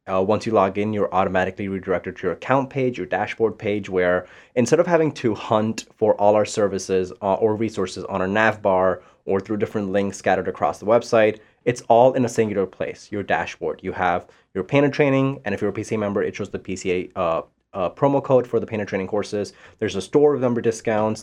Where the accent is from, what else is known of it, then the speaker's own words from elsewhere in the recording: Panama; English is a second language; also born or lived in India / Florida; now in Saint Louis, United States; I'm from Panama. I've lived in India. I've lived in Florida.